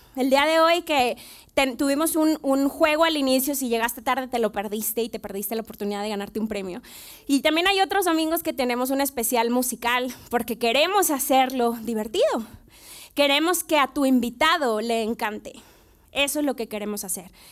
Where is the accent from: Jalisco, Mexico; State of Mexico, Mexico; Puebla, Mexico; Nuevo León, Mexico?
Nuevo León, Mexico; Monterrey; moved away as an adult; now in Mexico City, Mexico; yo soy de Monterrey, tenemos cerca de tres años en la ciudad